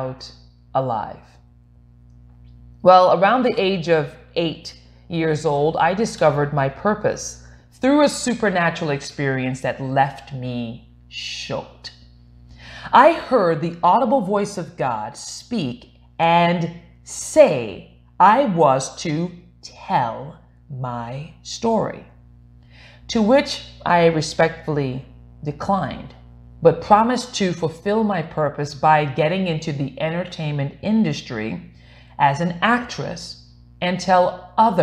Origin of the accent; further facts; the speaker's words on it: U.S. Virgin Islands; moved away; also born or lived in Glendale; I was born in St. Thomas, U.S. Virgin Islands.